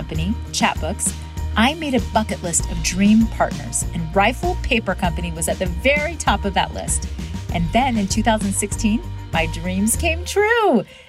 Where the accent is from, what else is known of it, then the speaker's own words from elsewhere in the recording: Florida, United States; now in Utah, United States; I grew up in Florida